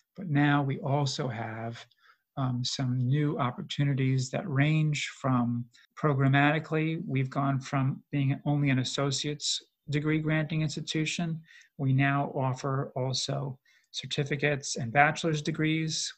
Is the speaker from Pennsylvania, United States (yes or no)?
no; New York, United States; I grew up in New York.